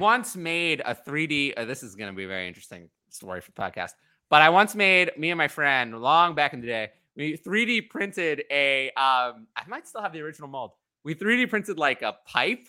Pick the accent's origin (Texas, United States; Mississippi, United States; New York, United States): New York, United States; New York City; I'm from New York City